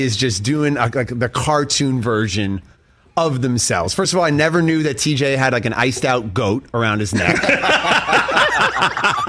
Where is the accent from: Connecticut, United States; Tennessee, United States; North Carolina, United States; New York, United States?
New York, United States; New York City; I grew up in New York City in the 80s and 90s